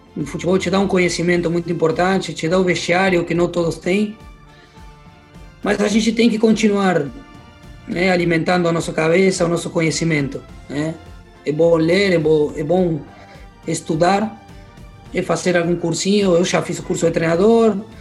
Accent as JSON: {"language": "Portuguese", "country": "Argentina", "moved": "as an adult", "lives_now": "Porto Alegre, Brazil", "said": "não troco nada pelo meu barrio, não troco nada pelo que eu vivi e pelo que eu tenho lá no, na minha terra"}